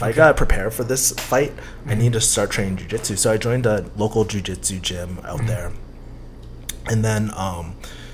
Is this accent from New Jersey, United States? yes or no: no; Boston, Massachusetts, United States; moved away; I'm originally from Boston